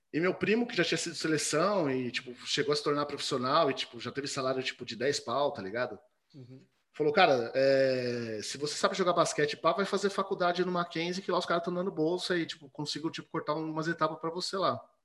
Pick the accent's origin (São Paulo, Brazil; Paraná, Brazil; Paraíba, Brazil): São Paulo, Brazil; moved away as an adult; now in Tatuí, Brazil; Zona Oeste, Butantã. Ali no Butantã. Cresci ali